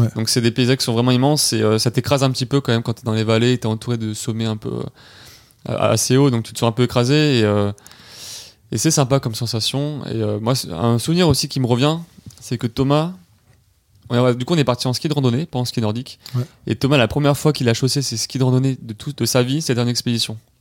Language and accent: French; Nice, Provence-Alpes-Côte d'Azur, France; on est trois jeunes euh, niçois